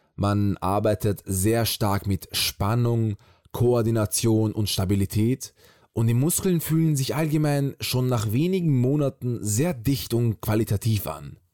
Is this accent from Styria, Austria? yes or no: yes; Graz, Styria, Austria; moved away as an adult; now in Vienna, Austria; Geboren bin ich in Graz, aus der Stadt des berühmten Arnold Schwarzenegger. Mit 18 bin ich nach Wien gezogen.